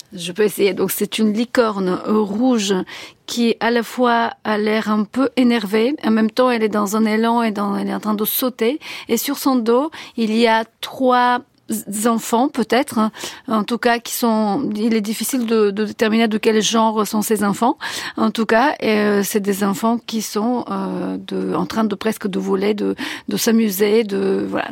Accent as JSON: {"language": "French", "town": "Sofia", "region": "Sofia City", "country": "Bulgaria", "tie": "born or raised there", "first_language": "Bulgarian", "second_language": "French", "moved": "as an adult", "lives_now": "France", "said": "à Sofia, et donc j'ai appris le français dans ces années-là, quand j'étais adolescente"}